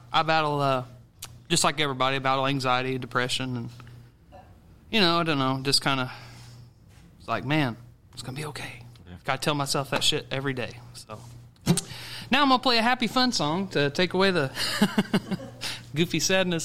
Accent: Carmi, Illinois, United States; Southern Illinois. I'm from Carmi, Illinois

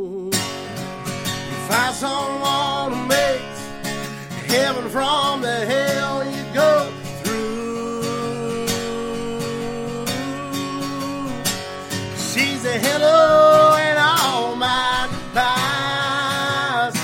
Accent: Belfry, Kentucky, United States; also born or lived in Martin County, Kentucky / Blackberry, Kentucky; I'm from Martin County, Kentucky, originally from Belfry, Kentucky

